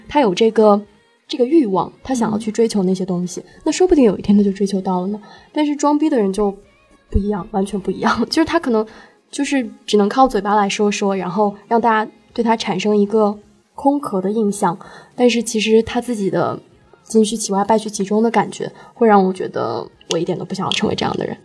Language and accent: Chinese; Shenzhen, Guangdong, China; also born or lived in Hunan; 我是湖南人，然后在深圳长大